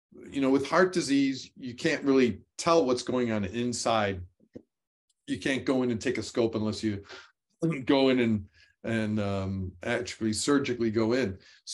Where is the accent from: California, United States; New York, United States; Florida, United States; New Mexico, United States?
New York, United States; now in North Carolina, United States; I came from New York, which had short summers, short springs, short falls, and very long winters.